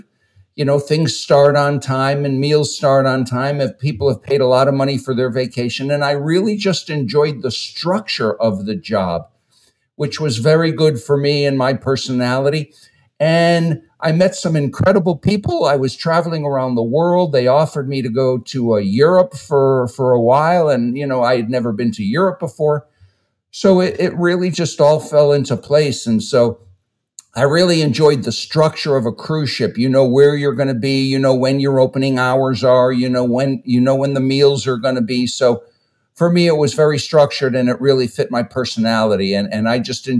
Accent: Connecticut, United States; moved away as an adult; I was growing up in Connecticut in the United States

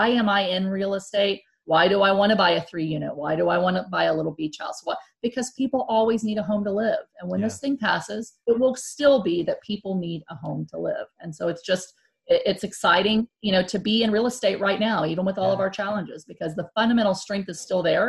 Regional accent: Houston, Texas, United States; I grew up in Houston

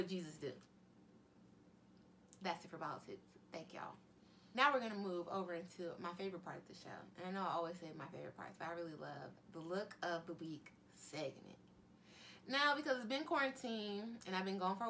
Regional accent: United States; as an American

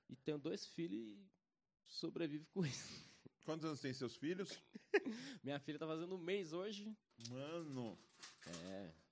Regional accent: São Paulo, Brazil; born there; que eu sou da Zona Leste. nasci no Hospital do Ermelino Matarazzo.

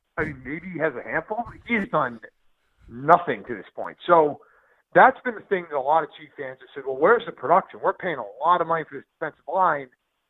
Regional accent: New York, United States; moved away as an adult; I grew up in New York, my first 26 years of my life.

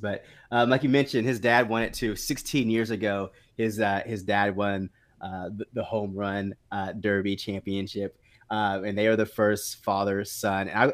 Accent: Indian Springs, United States; I grew up was in Indian Springs, and they had those Indian Springs baseball fields right behind where we live.

